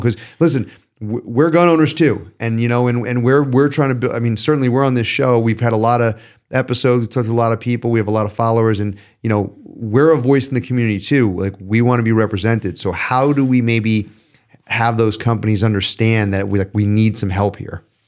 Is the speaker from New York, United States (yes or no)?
yes; New York, United States; as a New Yorker